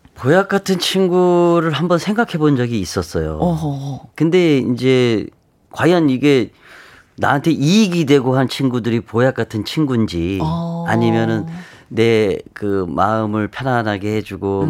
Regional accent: Jeju, South Korea; 그 제주도 출신이라서

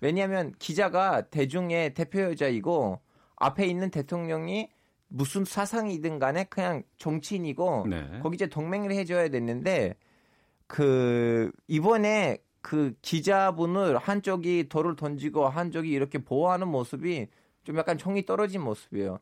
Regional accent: Turkey; now in South Korea; 제가 터키 출신인데도

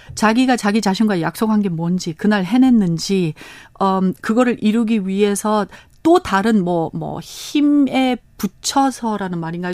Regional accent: Los Angeles, California, United States; Korean is a second language; moved away as an adult; now in South Korea; 저희는 캘리포니아 LA에서 태어났습니다

